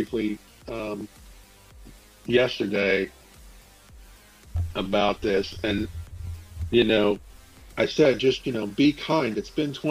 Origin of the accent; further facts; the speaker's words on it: Clearwater, Florida, United States; I was from Clearwater area